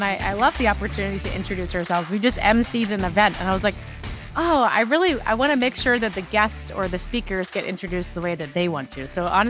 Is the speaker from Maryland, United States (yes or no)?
yes; Maryland, United States; now in New York City, United States; I live in New York City. We grew up in Maryland, but I've been in New York for over 20 years.